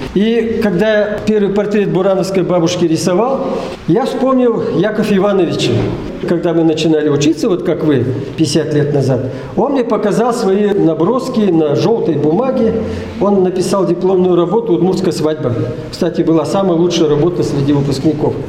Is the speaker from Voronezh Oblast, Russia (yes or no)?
no; Igra, Udmurtia, Russia; also born or lived in Malaya Purga; Я родился в Малой Бурге, а вообще детство и все остальное прошло в поселке Игар